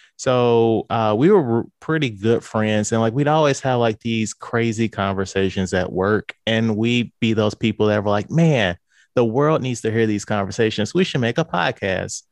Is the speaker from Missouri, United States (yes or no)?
yes; St. Louis, Missouri, United States; I am from Saint Louis, Missouri.